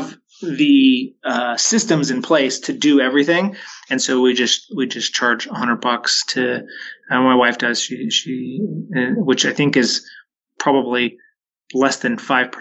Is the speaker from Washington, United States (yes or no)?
yes; Waitsburg, Washington, United States; also born or lived in Richland, Washington / Spanaway, Washington; my hometown of Waitsburg, just north of Walla Walla